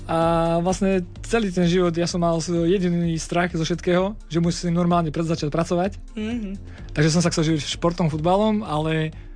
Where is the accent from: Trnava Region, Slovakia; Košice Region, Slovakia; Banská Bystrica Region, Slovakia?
Banská Bystrica Region, Slovakia; Banská Bystrica; som takisto z Banskej Bystrice. Ja som vyučený cukrár a kvázi zodpovedný prevádzky.